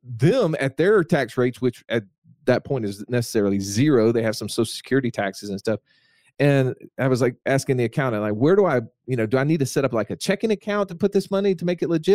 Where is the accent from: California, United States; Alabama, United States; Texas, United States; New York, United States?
Alabama, United States; I'm from Alabama